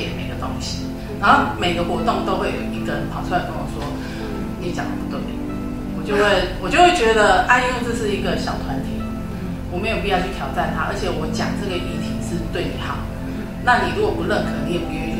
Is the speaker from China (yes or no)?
no; Dongshi, Chiayi County, Taiwan; moved away; 我们家以前是在嘉义东石的乡下，